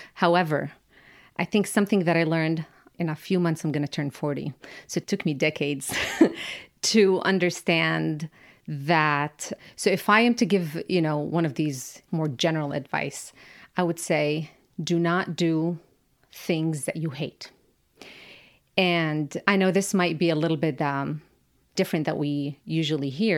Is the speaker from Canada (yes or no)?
no; Amman, Amman Governorate, Jordan; now in United States; I grew up in Amman, which is a capital city